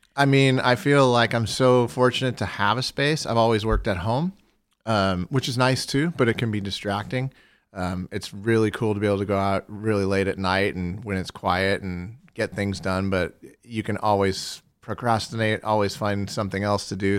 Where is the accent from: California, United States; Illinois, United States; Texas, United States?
California, United States; Fullerton; I was born in Fullerton, California, and I lived across the street from Cal State Fullerton.